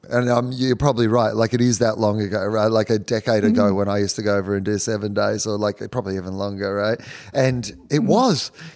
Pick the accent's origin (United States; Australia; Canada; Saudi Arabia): Australia; if I go to America as an Australian, great.